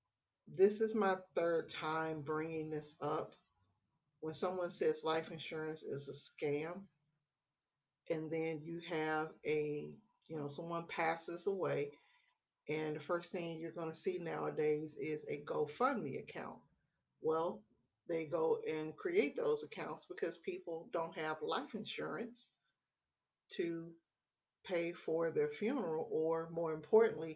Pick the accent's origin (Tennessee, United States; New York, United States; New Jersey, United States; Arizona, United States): Tennessee, United States; Memphis; now in Texas, United States; I live in the great state of Texas. I'm originally from Memphis, Tennessee